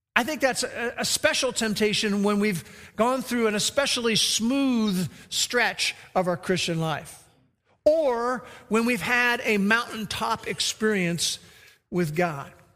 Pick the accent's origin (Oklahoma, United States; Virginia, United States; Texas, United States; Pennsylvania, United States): Oklahoma, United States; we're from Oklahoma